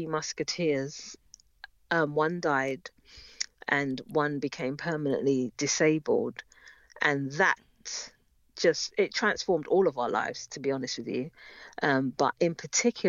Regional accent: London, United Kingdom; we grew up in North London, in Edmonton, North London

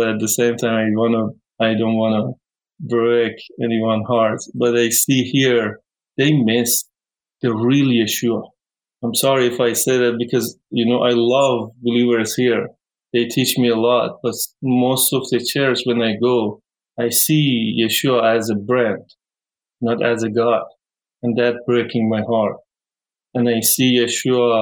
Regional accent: Iran; English is a second language; moved away; when I say I'm from Iran, they tell me, oh, you have a lot of desert

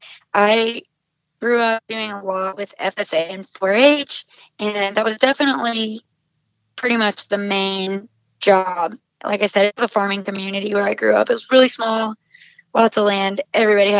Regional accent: Southwest Oklahoma, United States; moved away as an adult; now in Nashville, United States; my little farming community hometown

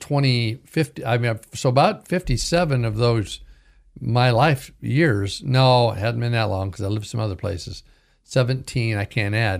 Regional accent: Caldwell, Idaho, United States; also born or lived in Pilot Rock, Oregon / Clarkston, Washington / Vancouver, Washington; I was raised in Pilton, Oregon, Clarkston, Washington, and mostly in Caldwell, Idaho

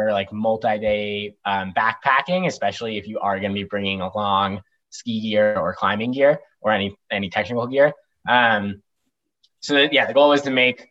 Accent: Durango, Colorado, United States; now in Bozeman, United States; I grew up in Colorado

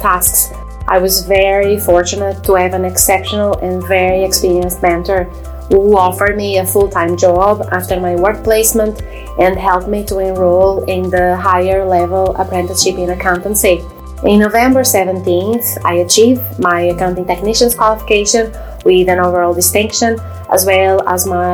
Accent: Braga, Norte, Portugal; English is a second language; moved away as an adult; also born or lived in Derry, Northern Ireland; now in Northern Ireland, United Kingdom; Minho in Braga, Portugal, where I'm from

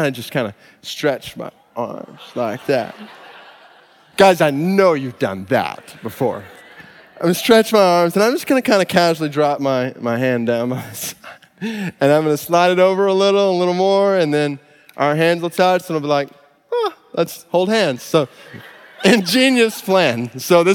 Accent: Stone Mountain, Georgia, United States; we're from Stone Mountain, Georgia

